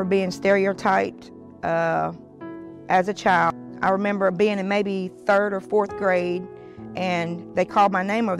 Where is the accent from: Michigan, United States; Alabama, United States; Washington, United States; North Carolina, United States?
Alabama, United States; Montgomery; now in Jacksonville, United States; from Montgomery, Alabama, but I live here in Jacksonville